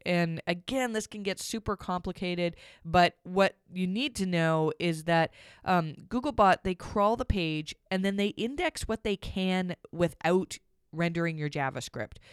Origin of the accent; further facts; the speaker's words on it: Canada; I'm Canadian